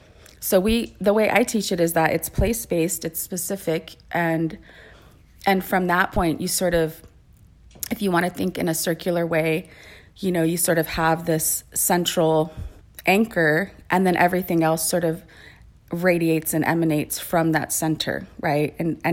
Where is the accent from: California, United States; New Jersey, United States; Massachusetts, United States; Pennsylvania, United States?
California, United States; And I am Ipai from the Ipai Nation of Santa Isabel, and also Yo'em, which is Yaqui.